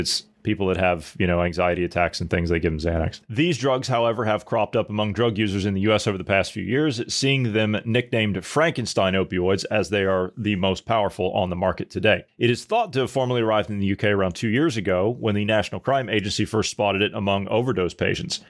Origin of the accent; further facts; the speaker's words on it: United States; moved away; I've gone back to my hometown in the U S